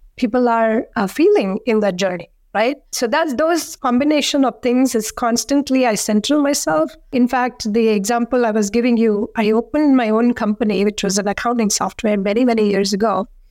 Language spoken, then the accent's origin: English; India; now in McLean, United States; growing up in India